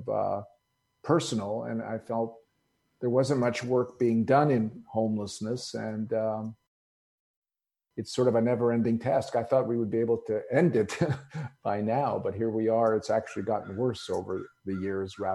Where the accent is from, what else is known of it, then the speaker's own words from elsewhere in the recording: Montreal, Quebec, Canada; also born or lived in Greece; I was born in Greece in a little village. And so, like many immigrant families, when they move to a new country, when they move to America, we happen to move to Canada